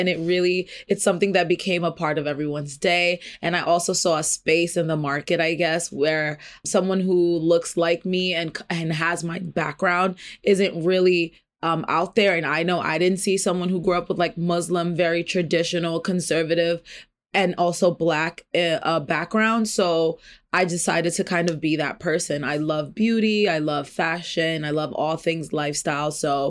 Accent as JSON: {"language": "English", "region": "New York", "country": "United States", "tie": "born or raised there", "said": "I am a native New Yorker. I am 29 years old."}